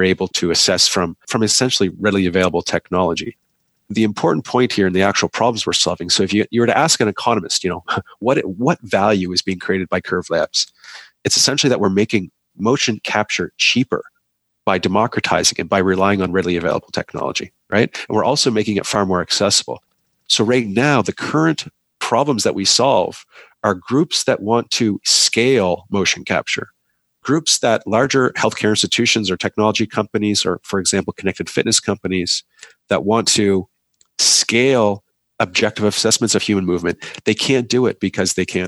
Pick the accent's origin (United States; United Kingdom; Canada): Canada; I'm a Canadian